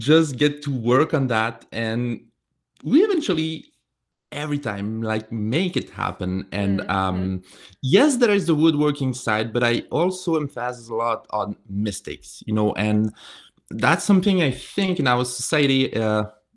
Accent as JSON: {"language": "English", "country": "France", "moved": "yes", "said": "I have a strong accent. I'm coming from France"}